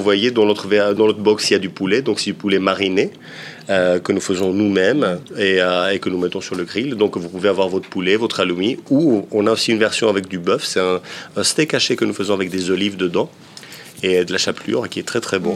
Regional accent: Peloponnese, Greece; Je suis originaire, du Péloponnèse

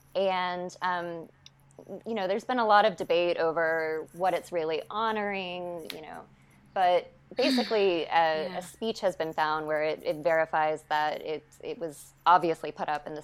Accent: Chapel Hill, North Carolina, United States; moved away as an adult; also born or lived in Ithaca; I sort of grew up on campus

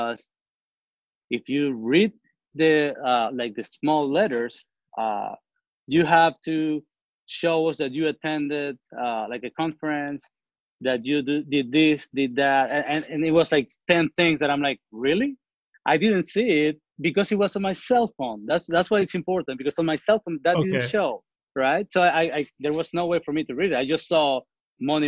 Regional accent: Venezuela; also born or lived in New Orleans, United States; now in Houston, United States; So I'm originally from Venezuela. I've been here in the States since 2003.

